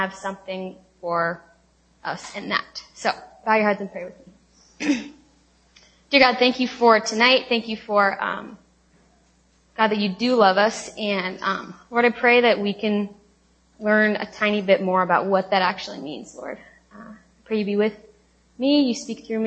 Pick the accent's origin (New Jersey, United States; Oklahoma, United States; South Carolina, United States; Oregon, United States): Oregon, United States; Lake Oswego; moved away as an adult; also born or lived in Tacoma, Washington; now in Seattle, United States; I am from Lake Oswego, Oregon, which is right outside of Portland